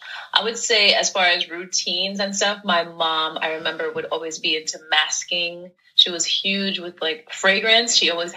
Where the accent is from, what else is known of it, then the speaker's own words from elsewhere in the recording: New York City, New York, United States; born and raised in New York. My family's from Haiti, so I'm first generation born in the States. But yeah, grew up in Brooklyn.